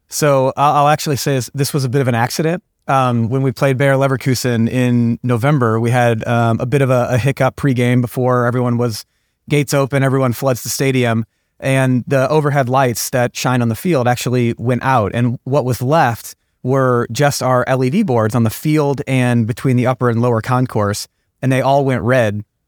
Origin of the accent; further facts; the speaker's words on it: St. Louis, Missouri, United States; I'm born and raised in Saint Louis